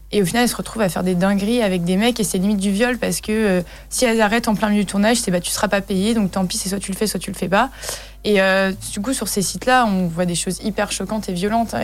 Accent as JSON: {"language": "French", "region": "Brittany", "country": "France", "said": "on est breton"}